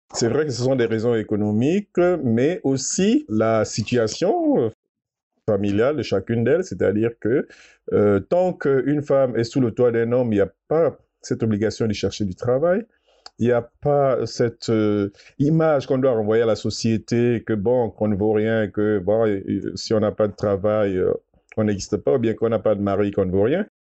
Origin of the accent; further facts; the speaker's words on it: Gabon; Chez nous, au Gabon